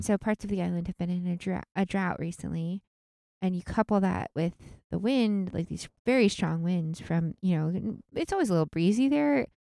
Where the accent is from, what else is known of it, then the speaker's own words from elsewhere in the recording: outside of Seattle, Washington, United States; moved away; I grew up outside of Seattle